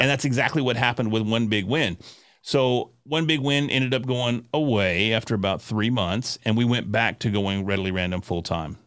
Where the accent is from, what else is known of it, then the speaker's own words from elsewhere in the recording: Sherman, Texas, United States; I'm from Sherman, Texas